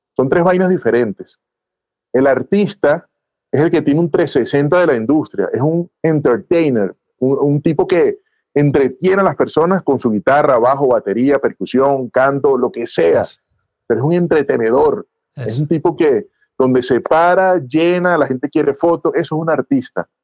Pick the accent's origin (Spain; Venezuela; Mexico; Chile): Venezuela; now in Bogotá, Colombia; yo soy venezolano también